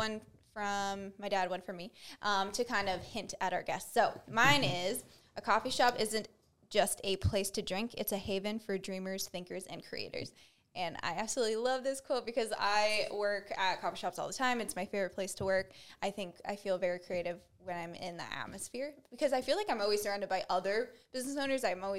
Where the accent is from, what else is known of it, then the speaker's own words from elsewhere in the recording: Dover, Delaware, United States; Born and raised in Dover